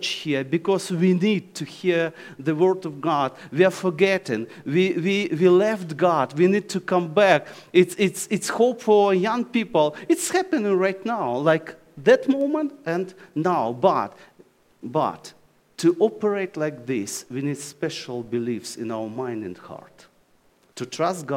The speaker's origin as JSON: {"language": "English", "country": "Ukraine", "second_language": "English", "said": "Oh, Ukraine"}